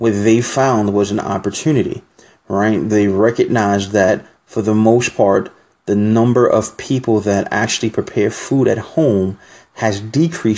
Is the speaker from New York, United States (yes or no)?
yes; New York City, New York, United States; I'm from New York City